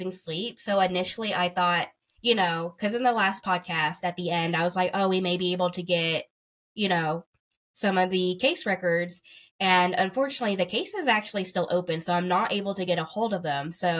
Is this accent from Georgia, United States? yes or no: yes; Ringgold, Georgia, United States; my hometown of Ringgold, Georgia.